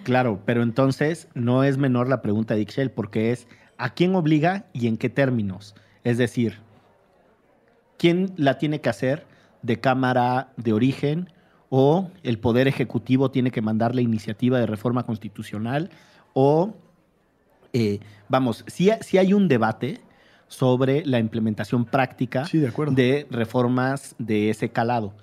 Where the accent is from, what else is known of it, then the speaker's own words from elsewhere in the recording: Veracruz, Mexico; yo soy veracruzano